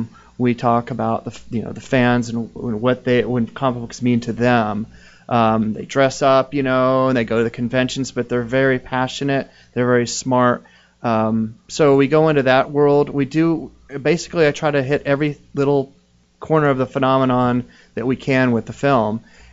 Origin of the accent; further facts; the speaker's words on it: Florida, United States; I grew up in Florida.